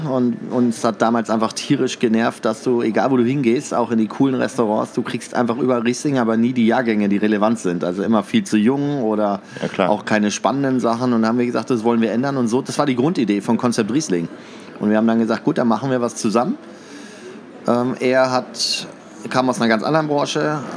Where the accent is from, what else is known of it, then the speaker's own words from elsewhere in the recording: Northern Germany, Germany; moved away; also born or lived in Canada; Also ich bin Norddeutscher ursprünglich, habe aber sehr lange im Ausland gelebt, bin vor sechs Jahren erst nach Deutschland gekommen.